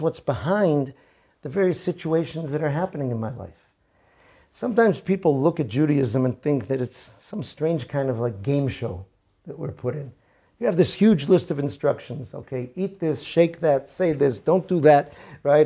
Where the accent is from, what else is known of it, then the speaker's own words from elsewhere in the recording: Boston, Massachusetts, United States; I grew up in Boston in the nineteen seventies